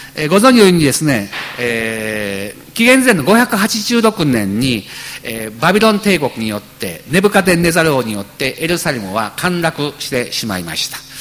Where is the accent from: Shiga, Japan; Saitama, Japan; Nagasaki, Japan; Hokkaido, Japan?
Shiga, Japan; moved away as an adult; now in Kagoshima, Japan; 滋賀県というところ私も生まれ育った